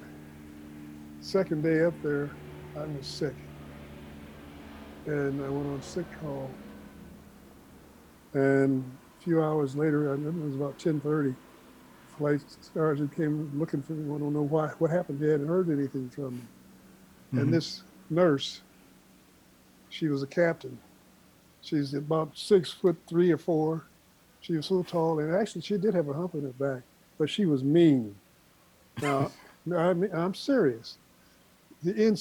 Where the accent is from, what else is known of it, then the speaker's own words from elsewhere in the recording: Omaha, Nebraska, United States; also born or lived in Chicago, Illinois / Portland, Oregon; in March of 1947, March the 12th, to be exact, 1947, mm-hmm. we joined him in Omaha, Nebraska, and been here ever since